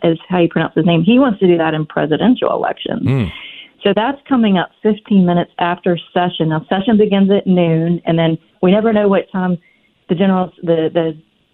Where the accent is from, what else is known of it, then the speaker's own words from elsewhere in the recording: Virginia, United States; I grew up in Virginia just like you did. In fact, your father was my principal at Robius. You know, I grew up in the area